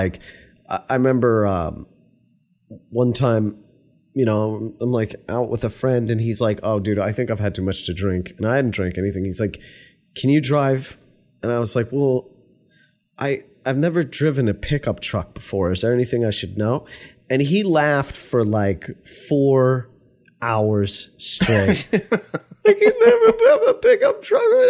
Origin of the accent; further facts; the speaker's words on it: New York, United States; moved away; also born or lived in Virginia; I was from New York